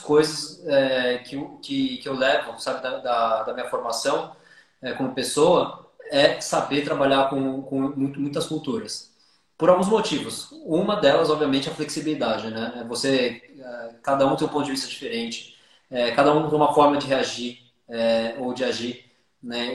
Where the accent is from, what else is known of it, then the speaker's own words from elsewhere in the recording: São Paulo, Brazil; sou, sou paulistano aqui e sou paulistano